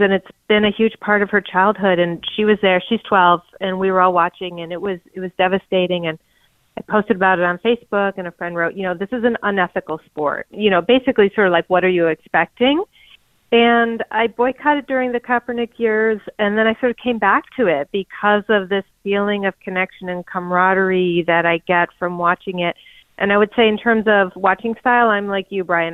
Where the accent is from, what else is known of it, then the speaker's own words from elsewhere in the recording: Buffalo, New York, United States; moved away as an adult; now in Manhattan, United States; I'm from Buffalo